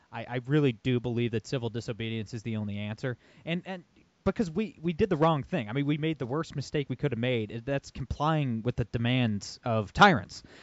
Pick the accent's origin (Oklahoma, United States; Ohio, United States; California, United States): Ohio, United States; Toledo; I'm born and raised in Toledo, Ohio.